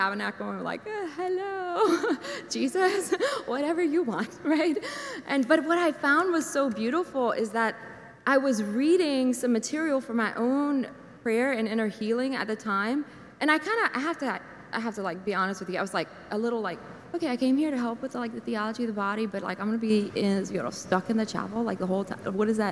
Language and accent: English; St. Martinville, Louisiana, United States; moved away as an adult; also born or lived in Lafayette, Louisiana / Alpine, Texas; now in Ponchatoula, United States; I'm originally from St. Martinville, but then I've been in St. Joseph's since 2005.